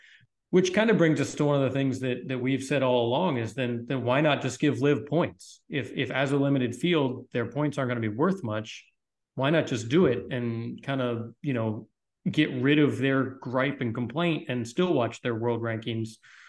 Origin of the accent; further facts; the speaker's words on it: Spain; I like playing in Europe and I like supporting my home country in the Spanish Open and that kind of thing.